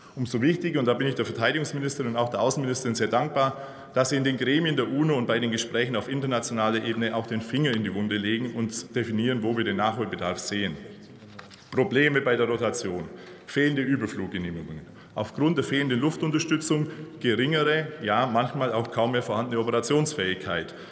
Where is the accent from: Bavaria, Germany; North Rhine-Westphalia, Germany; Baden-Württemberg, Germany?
Bavaria, Germany; ich komme aus Bayern.